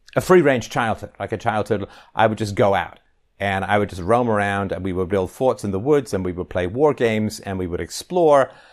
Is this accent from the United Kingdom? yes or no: yes; England, United Kingdom; growing up in England